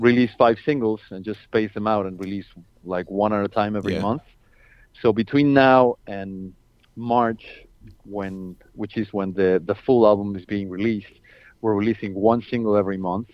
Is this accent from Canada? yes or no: no; Mexico; moved away as an adult; now in Washington, D.C., United States; I'm originally from Mexico. Okay. I've been here in the States for 8 years, maybe.